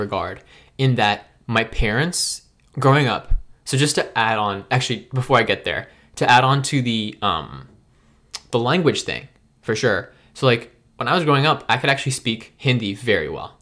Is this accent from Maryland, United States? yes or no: yes; Maryland, United States; also born or lived in Memphis, Tennessee; I've, I've gr, I've grown up for most of my life in Maryland.